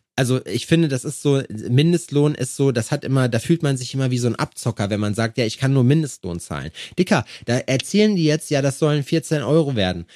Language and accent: German; Schalksmühle, North Rhine-Westphalia, Germany; moved away; da wo ich herkomme, aus Schalksmühle